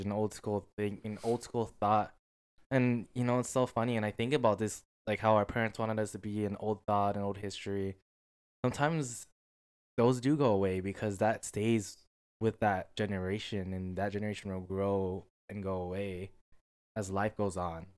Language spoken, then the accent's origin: English; United States; I'm an American